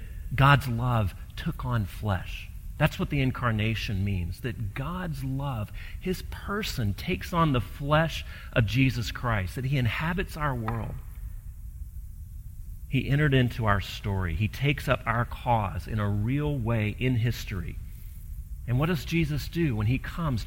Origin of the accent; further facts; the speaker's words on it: Gulf Coast, United States; I grew up on the Gulf Coast